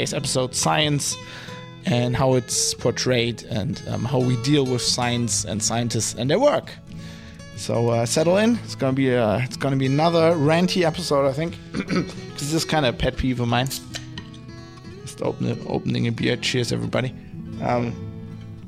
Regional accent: Duisburg, North Rhine-Westphalia, Germany; I'm from Duisburg in Germany

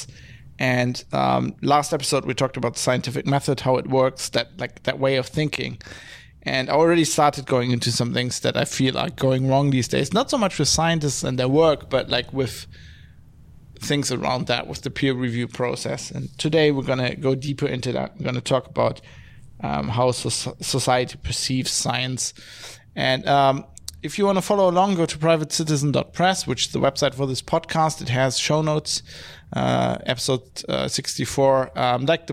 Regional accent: Duisburg, North Rhine-Westphalia, Germany; I'm from Duisburg in Germany

